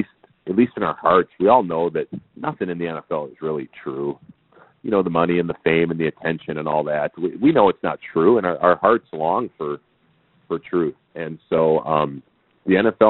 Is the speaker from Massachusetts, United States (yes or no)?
no; St. Paul, Minnesota, United States; where I grew up in St. Paul, Minnesota in the 80s